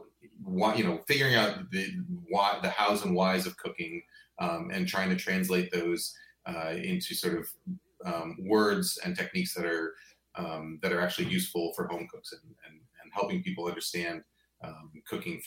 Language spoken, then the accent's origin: English; New York, United States; moved away as an adult; also born or lived in Boston; I grew up in New York. Went to school in Boston